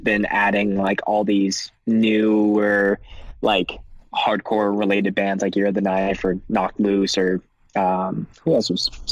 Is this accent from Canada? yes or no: yes; Canada; being very Canadian